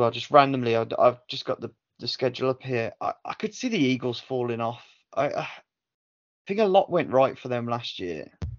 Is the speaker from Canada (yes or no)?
no; Birmingham, West Midlands, United Kingdom; I'm from Birmingham